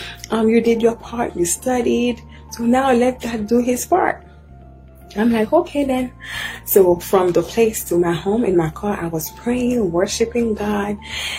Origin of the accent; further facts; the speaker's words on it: Haiti; now in United States; I'm from Haiti. I've been here in the U.S. for 12 years